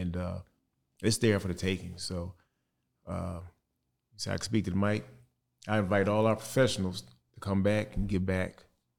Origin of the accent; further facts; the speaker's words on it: East St. Louis, Illinois, United States; You know, I'm from East St. Louis, and this here is what I'm going to do for the rest of my life.